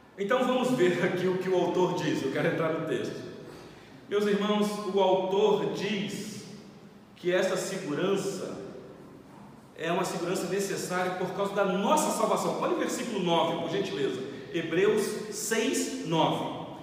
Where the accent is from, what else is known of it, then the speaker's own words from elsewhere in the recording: Rio de Janeiro, Brazil; eu sou natural do Rio de Janeiro, do estado do Rio de Janeiro, moro no sul fluminense do estado